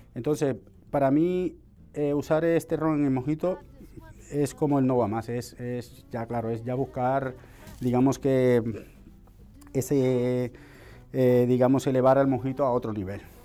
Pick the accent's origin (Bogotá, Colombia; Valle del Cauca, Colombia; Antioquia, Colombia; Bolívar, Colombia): Bolívar, Colombia; Cartagena; now in Spain; estamos ahí básicamente cerca, en el Caribe, soy de Cartagena